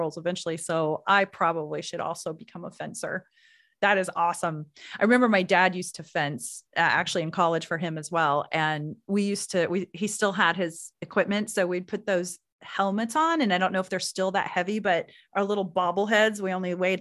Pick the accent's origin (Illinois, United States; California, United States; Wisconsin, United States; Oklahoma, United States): Oklahoma, United States; Anadarko; I grew up in Anadarko